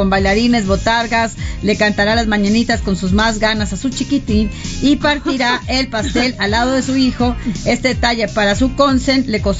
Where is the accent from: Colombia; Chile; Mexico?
Mexico; Monterrey, Nuevo León; coterránea, porque yo también soy regia.